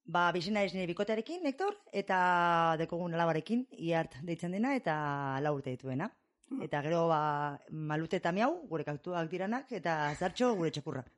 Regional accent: Basque Country, Spain; also born or lived in Shreveport, Louisiana, United States / Texas, United States; ama bost beterekin edo etorri nintzen ona bizitzera, amarekin, barandu zela gurasoak, eta, ba, hemen eman nuen amar bat urte, amabi bat urte

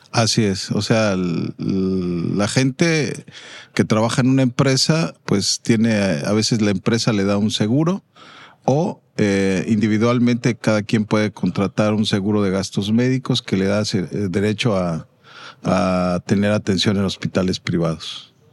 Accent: Mexico City, Mexico; vengo de México, país y de la Ciudad de México.

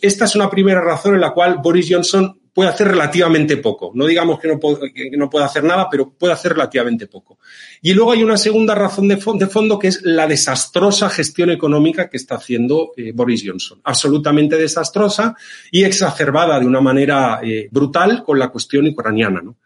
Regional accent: Valencian Community, Spain; la bonita comunidad valenciana, mi tierra

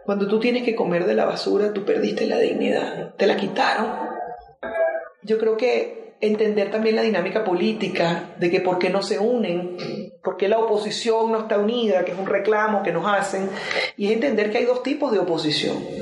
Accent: Venezuela; moved away; lo digo como venezolana

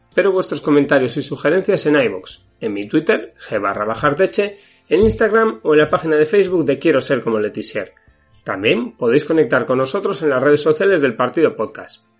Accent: Spain; es un equipo de segunda B aquí en España. Es el equipo de mi pueblo.

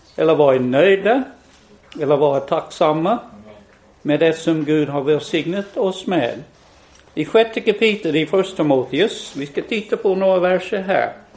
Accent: West Virginia, United States; born or raised there; now in Sweden

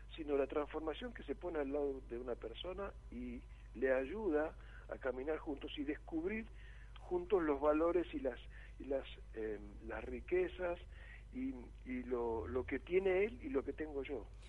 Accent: Buenos Aires, Argentina; moved away as an adult; now in Varadero, Cuba; yo soy porteño de nacimiento y criado en Capital Federal

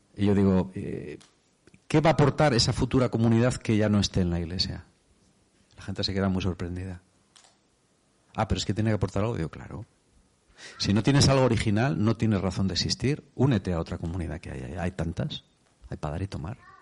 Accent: Spain; soy de España

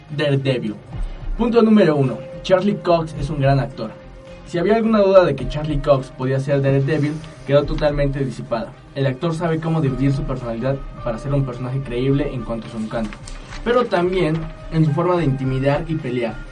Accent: Mexico; uno como mexicano

